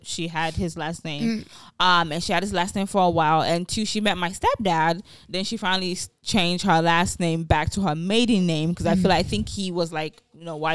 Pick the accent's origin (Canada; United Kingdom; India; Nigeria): Nigeria; I'm Nigerian